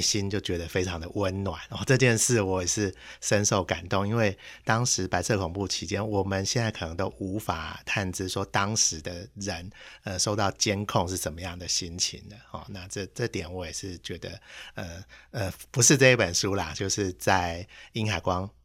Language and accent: Chinese; Taipei, Taiwan; 我们台北人